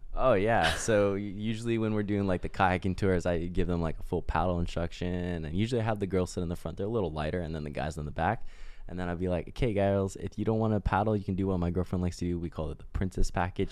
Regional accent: Oahu, Hawaii, United States; We're, like, just locals

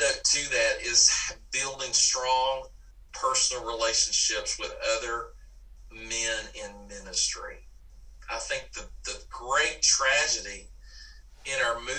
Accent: Dallas, Texas, United States; moved away as an adult; now in Mississippi, United States; I grew up in Dallas, Texas

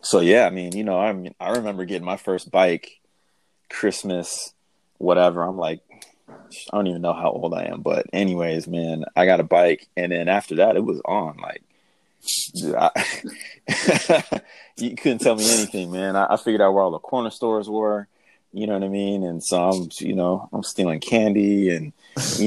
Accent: Seattle, Washington, United States; so I grew up in South End

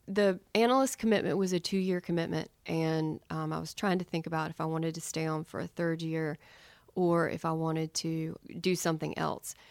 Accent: Charlotte, North Carolina, United States; moved away as an adult; also born or lived in New York; growing up in Charlotte was great.

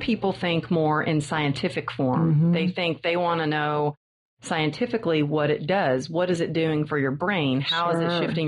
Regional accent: Texas, United States; I kind of always felt different growing up in Texas because it's the Bible Belt

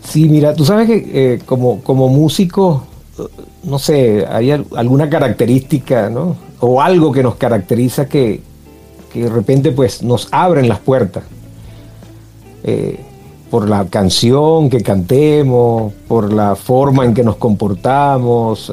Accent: Ciudad Bolívar, Bolívar, Venezuela; moved away as an adult; now in United States; Me vine de Venezuela, soy de Ciudad Bolívar, de, la región guayana de Venezuela

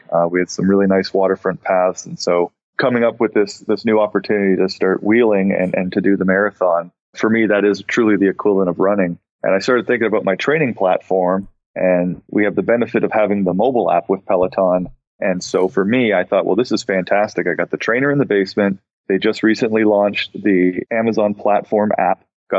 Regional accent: Ontario, Canada; moved away; I come from Ontario

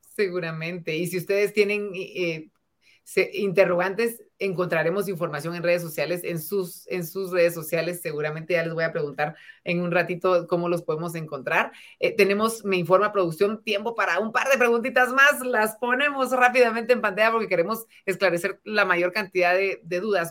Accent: Guatemala; a todos los guatemaltecos que estamos detrás

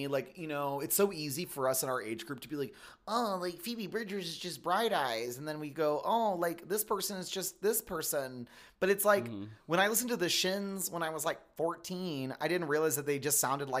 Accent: the South, United States; I'm from the South.

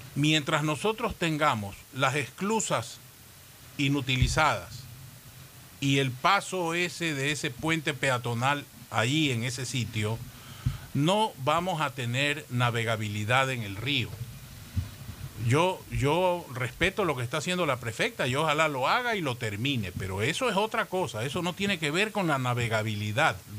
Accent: Guayaquil, Guayas, Ecuador; todos los que nacimos en Guayaquil

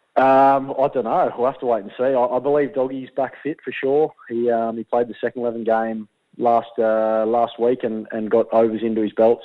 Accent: Shellharbour, New South Wales, Australia; moved away; I'm from Shell Harbour, which is about half an hour south

